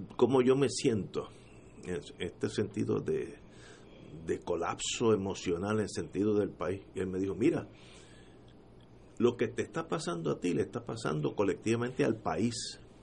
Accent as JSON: {"language": "Spanish", "country": "Puerto Rico", "said": "como puertorriqueño"}